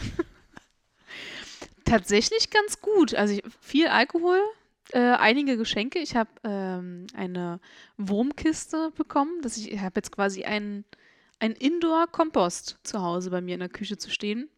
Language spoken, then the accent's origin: German; Germany; ich als Deutsche hier wieder, weißt du, als deutsche Kartoffel hoch 10